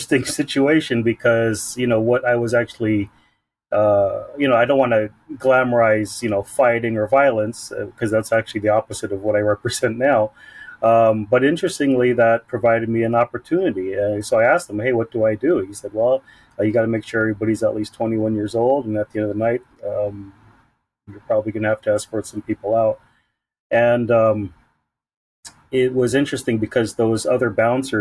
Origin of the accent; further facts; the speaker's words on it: San Diego, California, United States; I was born and raised in National City, Chula Vista and Bonita parts of San Diego, born and raised